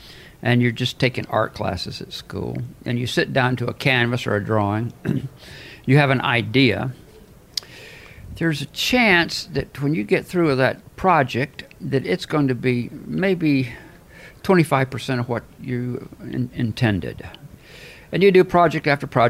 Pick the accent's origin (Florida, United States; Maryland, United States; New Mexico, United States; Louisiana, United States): New Mexico, United States; Albuquerque; moved away; your life was like in Albuquerque compared to mine.